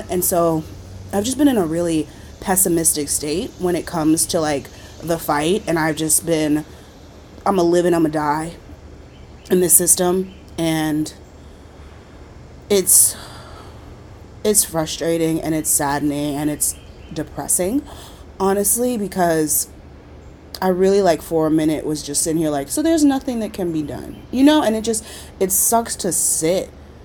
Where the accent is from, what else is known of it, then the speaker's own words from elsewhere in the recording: North Charleston, South Carolina, United States; moved away as an adult; Walter Scott was murdered on camera by a cop in my hometown